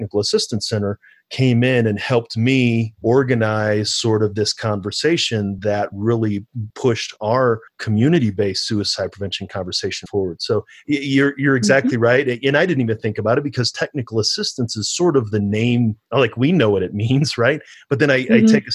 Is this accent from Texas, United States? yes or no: no; St. Louis, Missouri, United States; now in El Paso County, Colorado, United States; I grew up in St. Louis